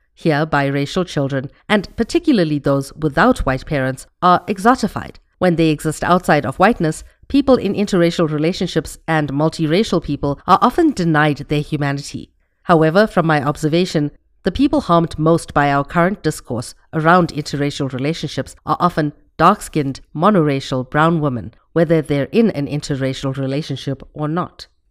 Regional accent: India; my identity as an Indian person

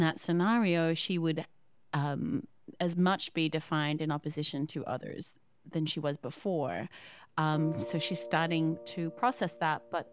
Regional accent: Australia; I'm Australian

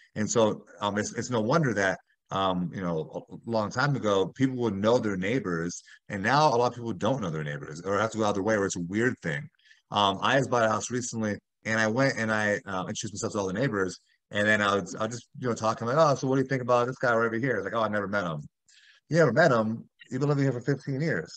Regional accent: Miami, Florida, United States; moved away as an adult; also born or lived in Chicago; I'm from South Florida and Miami

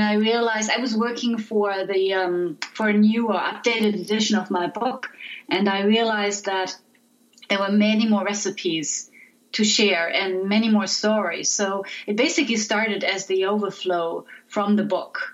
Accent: Frankfurt, Hesse, Germany; my hometown, Frankfurt

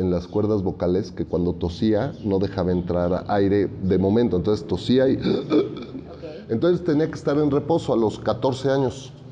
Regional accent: Mexico City, Mexico; Yo soy oriundo de la Ciudad de México. Aquí nací y crecí y trabajo.

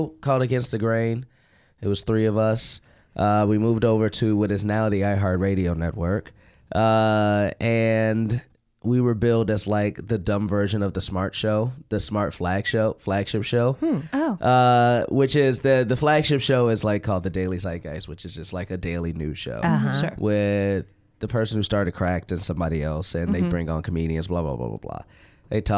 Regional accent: Chicago, Illinois, United States; I'm from Chicago.

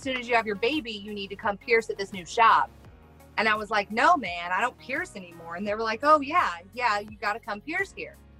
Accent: Midwest, United States; I'm from the Midwest and we're rednecks and we kind of say stuff wrong around here

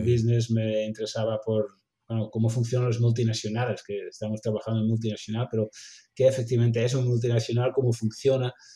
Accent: Netherlands; Spanish is a second language; moved away as an adult; now in Barcelona, Spain; como holandés

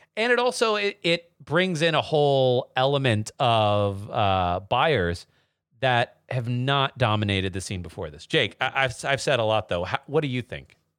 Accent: Texas, United States; moved away; I'm from Texas originally

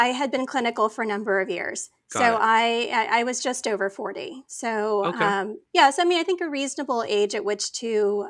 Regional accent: Saudi Arabia; also born or lived in Phoenix, Arizona; I was born in Phoenix, Arizona to parents who'd migrated to the United States from Pakistan. My dad actually had gone to USC prior to that and then ended up getting a job in Saudi Arabia. So I with the oil industry. So I grew up as like an expat

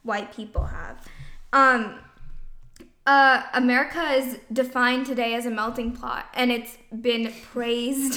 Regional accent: Chandler, Arizona, United States; I'm from Chandler, Arizona

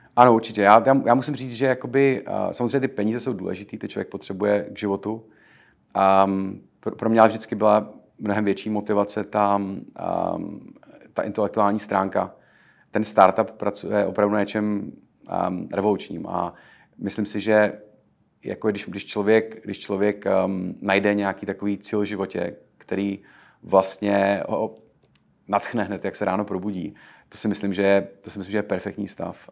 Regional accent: Czechia; moved away as an adult; now in New York, United States; jsme Češi. Eh, Češi, kteří přišli sem přímo z Česka

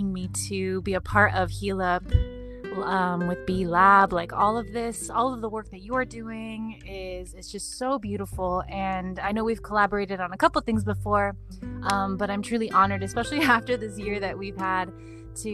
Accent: Santa Ana, California, United States; I grew up in Santa Ana, Orange County

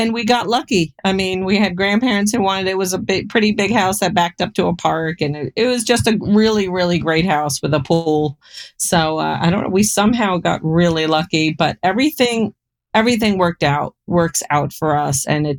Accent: Florida, United States; born or raised there; also born or lived in Bronx, New York, United States

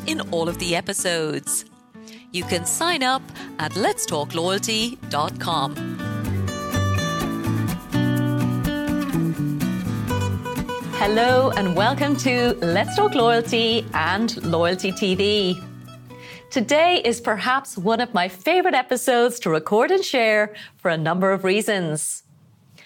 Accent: Ireland; I'm from Ireland

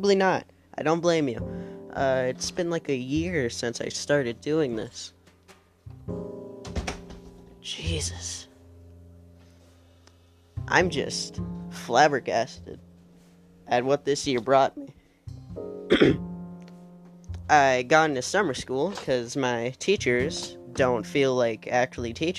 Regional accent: United States

